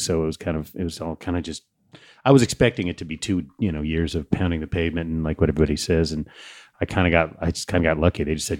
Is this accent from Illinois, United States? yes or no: no; California, United States; I love New England. I'm a Californian, but I love New England.